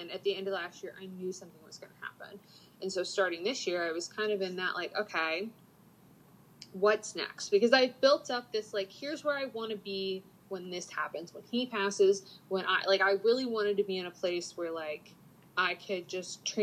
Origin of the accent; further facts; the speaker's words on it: the South, United States; and growing up in the South, there's such a stigma, like, mindset of getting married young, having babies young